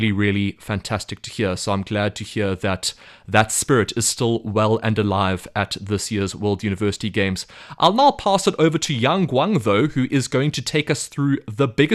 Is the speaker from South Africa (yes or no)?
yes; South Africa; as a South African, water polo is a very popular school sport where I'm from.